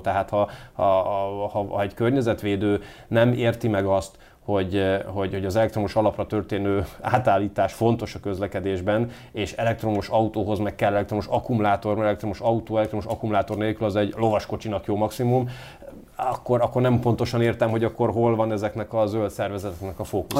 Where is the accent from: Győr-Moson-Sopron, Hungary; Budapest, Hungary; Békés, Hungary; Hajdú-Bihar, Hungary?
Győr-Moson-Sopron, Hungary; Győr; also born or lived in Komárom; now in Göd, Hungary; Én Győrben nevelkedtem